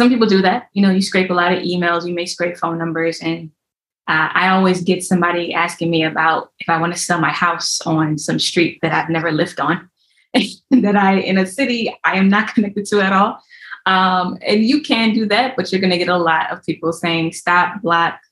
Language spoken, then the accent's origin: English; Ohio, United States; moved away; I'm originally from Ohio.